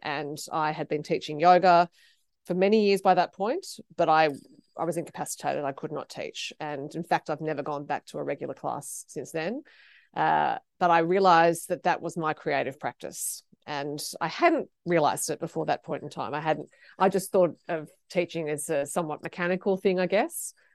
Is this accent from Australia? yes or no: yes; Sydney, New South Wales, Australia; I grew up near Manly